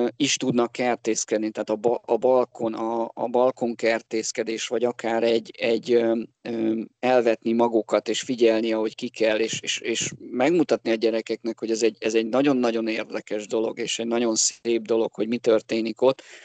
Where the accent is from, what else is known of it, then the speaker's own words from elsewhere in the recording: Budapest, Hungary; also born or lived in Borsod county (summers); belvárosban nőttem fel, tehát én a gyerekkoromat az ötödik kerületbe töltöttem